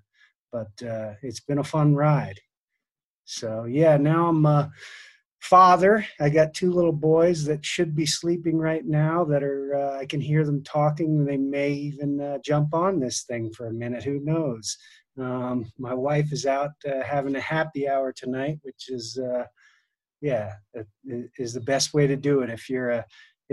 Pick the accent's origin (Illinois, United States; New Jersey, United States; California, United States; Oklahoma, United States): New Jersey, United States; moved away as an adult; also born or lived in New Hampshire; now in Colorado, United States; I grew up in New Jersey